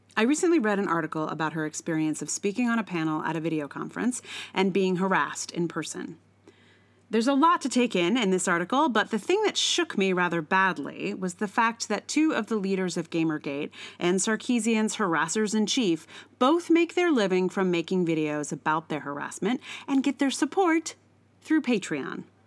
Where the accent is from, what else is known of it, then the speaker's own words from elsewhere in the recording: the South, United States; I'm from the South